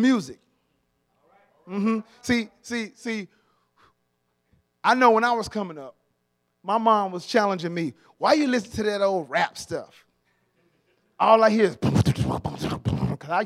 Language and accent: English; Atlanta, Georgia, United States; I'm from Atlanta, born and raised in Atlanta